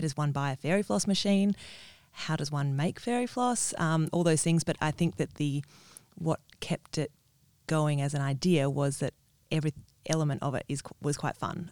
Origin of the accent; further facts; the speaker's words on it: Perth, Western Australia, Australia; moved away as an adult; also born or lived in Sydney; I am from Perth originally, and but I've spent the last fifteen years in Sydney